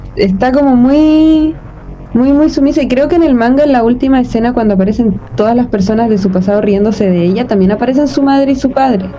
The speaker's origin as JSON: {"language": "Spanish", "country": "Chile", "said": "somos personas chilenas"}